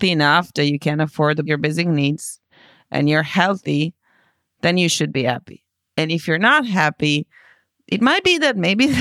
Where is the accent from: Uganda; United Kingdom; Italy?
Italy; moved away; my home country in Italy